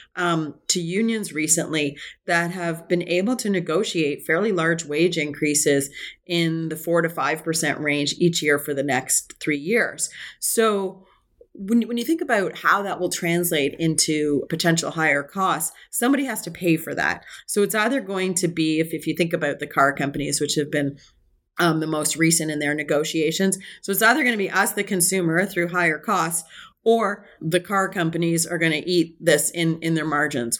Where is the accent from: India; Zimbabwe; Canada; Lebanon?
Canada